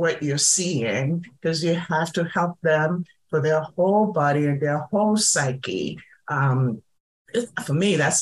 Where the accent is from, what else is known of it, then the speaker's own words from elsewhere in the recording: Nigeria; moved away; I'm originally from Nigeria